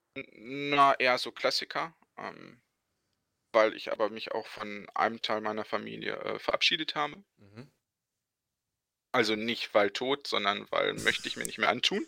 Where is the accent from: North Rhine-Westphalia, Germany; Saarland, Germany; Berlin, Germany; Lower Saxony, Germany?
North Rhine-Westphalia, Germany; Bochum; genau genommen komme ich aus äh, Bochum, bin also nicht nur ein Ruhrpottkind, sondern auch ein Bochumer Jung